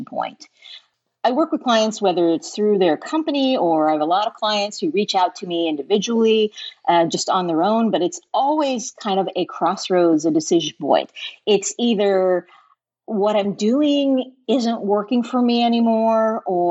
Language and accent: English; central Illinois, United States; moved away as an adult; also born or lived in Chicago / New York / Connecticut / Atlanta; now in Southwest Florida, United States; So we grew up in Illinois, but I lived in Illinois, central Illinois, then went to school in Chicago, lived there, moved to New York, moved to Connecticut, moved to Atlanta before getting here.